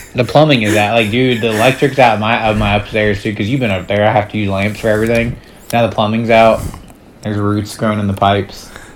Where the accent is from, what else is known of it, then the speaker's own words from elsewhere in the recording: Charleston, South Carolina, United States; I grew up in Charleston, South Carolina.